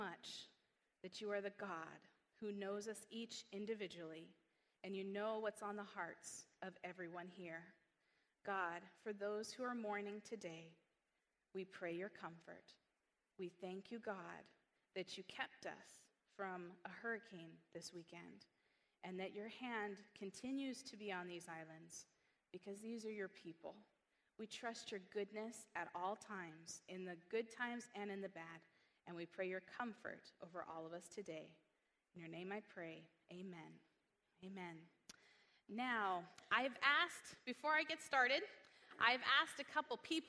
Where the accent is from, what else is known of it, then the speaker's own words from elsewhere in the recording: Northern California, United States; moved away; also born or lived in Hawaii; I was born in Northern California